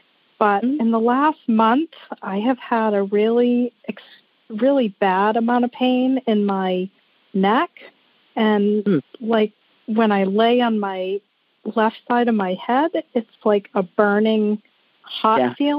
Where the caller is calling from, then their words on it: Wiscasset, Maine, United States; We are calling from Wiscasset, Maine.